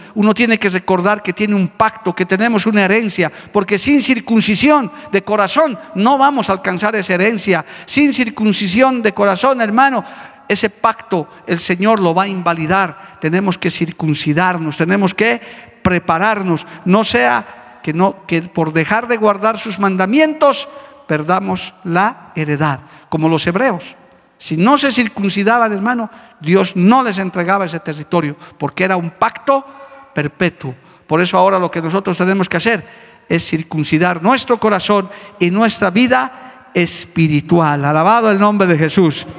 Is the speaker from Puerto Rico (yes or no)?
no; Bolivia; como bolivianos, como aymaras, como quechos de esas nuestras culturas ancestrales